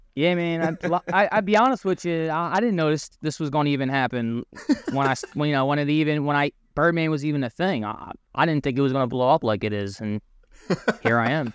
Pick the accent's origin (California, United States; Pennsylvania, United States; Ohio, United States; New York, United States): Pennsylvania, United States; Philadelphia; moved away as an adult; now in New Jersey, United States; I'm from Philadelphia, um, Port Richmond area, um, area, the neighborhood uh, in Philly. Um, so um, basically, you know, I went to high school in, at Roman Catholic High School, uh, Philly native, born and raised